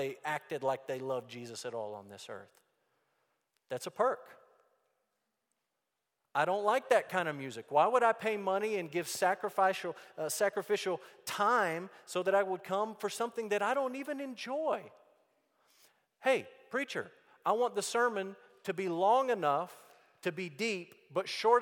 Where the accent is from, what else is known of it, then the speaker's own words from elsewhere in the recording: Amarillo, Texas, United States; I grew up in Amarillo, Texas